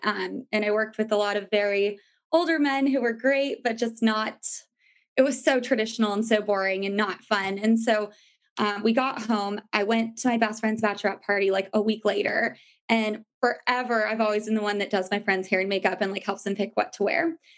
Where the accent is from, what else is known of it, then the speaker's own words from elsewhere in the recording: New York, United States; Well, I came from New York where it's like, you're used to kind of not sleeping a lot. Like, it's hustle and bustle and a lot more fun